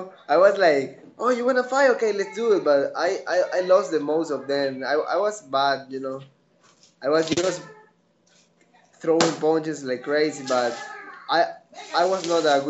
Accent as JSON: {"language": "English", "country": "Ecuador", "tie": "born or raised there", "said": "So people here, this is like a new sport here in the country"}